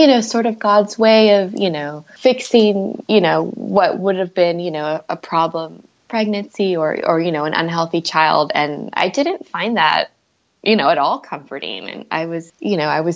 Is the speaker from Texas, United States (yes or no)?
yes; Houston, Texas, United States; moved away as an adult; moved back to Houston, which was my hometown